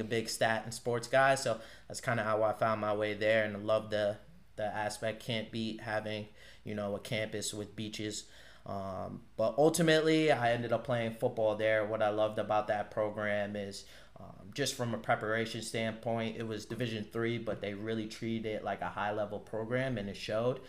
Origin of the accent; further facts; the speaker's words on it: Norwalk, Connecticut, United States; originally I'm from Norwalk, Connecticut, 203.